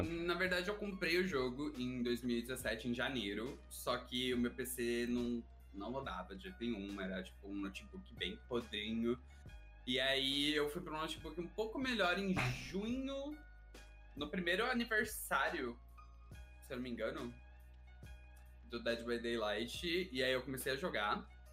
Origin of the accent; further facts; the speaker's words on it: São Paulo, Brazil; sou de São Paulo